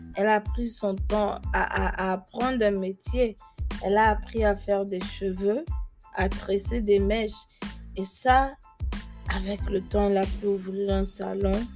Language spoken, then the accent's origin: French; Gabon; first language French; also born or lived in Germany; now in United States; je suis née en Allemagne, quitter mon pays où j'ai grandi, le, qui est le Gabon, à un si jeune, âge